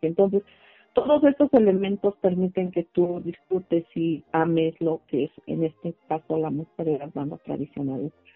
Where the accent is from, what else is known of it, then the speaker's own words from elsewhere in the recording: Tlahuitoltepec, Oaxaca, Mexico; first language Mixe (Ayuuk); Spanish is a second language; la mayor parte de las compañeras que somos nativas de Tlaltepec, pues hablamos la lengua ayú